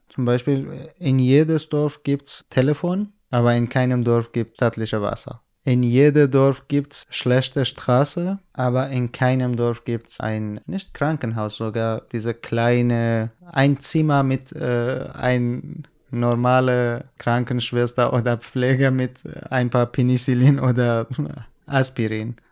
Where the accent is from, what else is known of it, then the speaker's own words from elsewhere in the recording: Iranian Kurdistan, Iran; German is a second language; moved away as an adult; now in Germany; ich komme aus dem Iran, aus kurdischen Gebieten